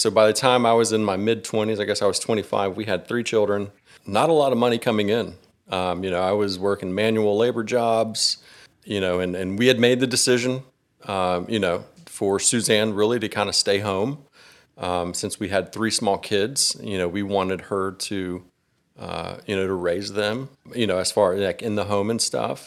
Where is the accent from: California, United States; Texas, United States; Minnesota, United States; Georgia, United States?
Georgia, United States; Gwinnett County; I was born and raised here in Georgia. You know, I've, I've lived in Gwinnett County my whole life